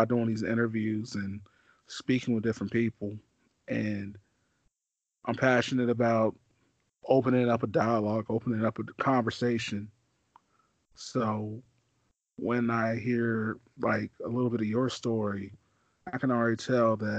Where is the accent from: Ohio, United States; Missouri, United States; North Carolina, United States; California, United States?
Missouri, United States; also born or lived in Kansas City, Missouri; I'm from Missouri. So when I came to Kansas City, Missouri, like, I was 9 years old